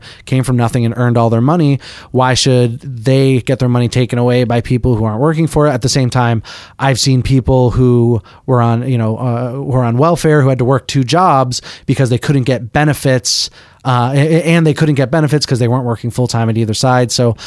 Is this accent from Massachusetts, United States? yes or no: yes; Boston, Massachusetts, United States; I'm from Boston